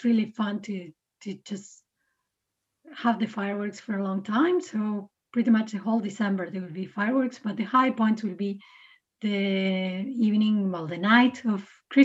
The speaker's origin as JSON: {"language": "English", "country": "Uruguay", "also_born_or_lived": "Canada", "moved": "as an adult", "lives_now": "Aarhus, Denmark", "said": "I'm from Uruguay."}